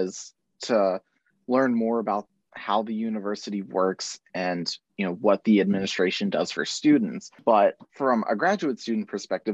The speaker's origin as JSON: {"language": "English", "region": "Pennsylvania", "country": "United States", "moved": "as an adult", "lives_now": "Arkansas, United States", "said": "I'm not from Arkansas, I am from Pennsylvania"}